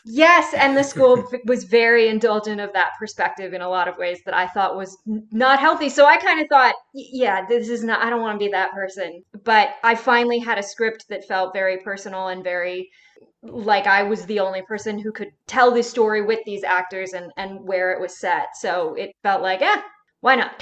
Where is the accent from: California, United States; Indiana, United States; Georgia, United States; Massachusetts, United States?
California, United States; Sonoma County; my hometown in Sonoma County